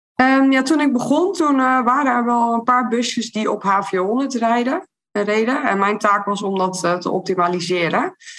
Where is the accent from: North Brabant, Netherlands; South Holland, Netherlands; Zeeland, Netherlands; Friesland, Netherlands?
Zeeland, Netherlands; Terneuzen; uit Terneuzen, waar ik vandaan kom